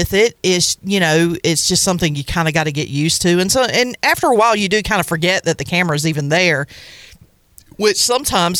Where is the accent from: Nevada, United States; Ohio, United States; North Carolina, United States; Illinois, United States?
North Carolina, United States; Farmville; also born or lived in Stokes, North Carolina / Wilson, North Carolina; I was born in Pitt County, actually in a little town called Stokes, and then I grew up in Farmville